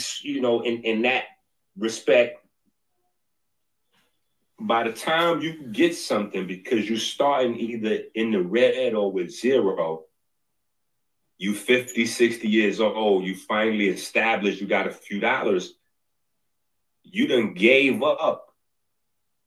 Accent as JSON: {"language": "English", "town": "New York City", "region": "New York", "country": "United States", "said": "I'm from 158th Street in the Bronx"}